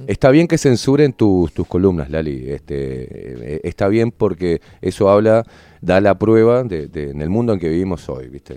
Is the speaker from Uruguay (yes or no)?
yes; Uruguay; nosotros como, uruguayos